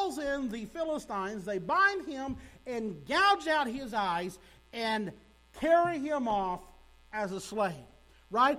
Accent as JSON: {"language": "English", "town": "Sparta", "country": "United States", "tie": "born or raised there", "said": "I grew up in Sparta. Graduated from high school there in Sparta."}